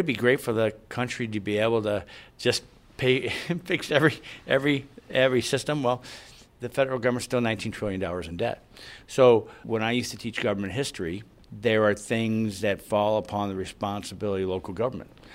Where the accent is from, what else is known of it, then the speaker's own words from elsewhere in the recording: Collinsville, Illinois, United States; my hometown of Collinsville, it's, we have a city system.